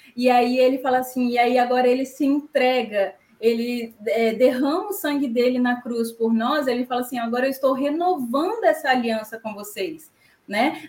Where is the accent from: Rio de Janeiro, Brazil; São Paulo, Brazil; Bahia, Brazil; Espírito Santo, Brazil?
Espírito Santo, Brazil; eu sou do Espírito Santo, moro na Serra